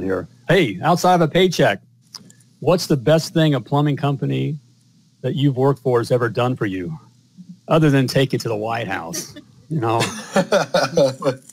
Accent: United States; I'm an American

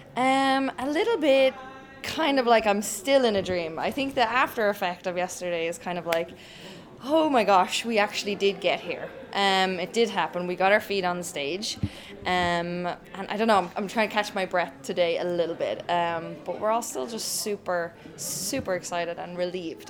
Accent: Ireland; moved away as an adult; also born or lived in Stockholm, Sweden; I'm Irish. I'm born and raised in Ireland

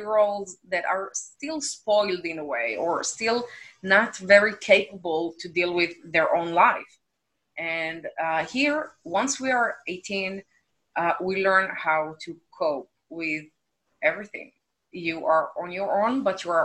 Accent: Israel; growing up in Israel

